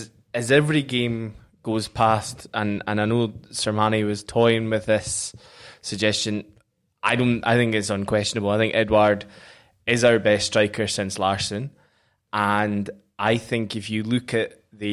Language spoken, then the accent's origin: English; New Zealand; I was born in New Zealand.